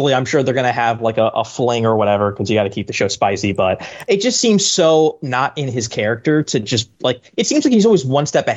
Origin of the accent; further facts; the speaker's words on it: Long Island, New York, United States; accent: mild New York, Long Island; moved away as an adult; also born or lived in Queens / Brooklyn / Manhattan; now in The Bronx, United States; I was born and raised on Long Island, and then at one point in my life, I lived in Queens and Brooklyn and in Manhattan, and now I'm in Mott Haven, which is the southernmost tip of the Bronx